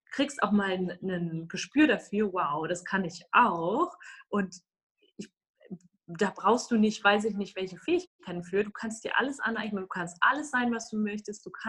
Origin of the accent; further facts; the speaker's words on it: Düsseldorf, North Rhine-Westphalia, Germany; ich bin zum Beispiel in Düsseldorf zwar aufgewachsen, aber in einem kleinen Teil von Düsseldorf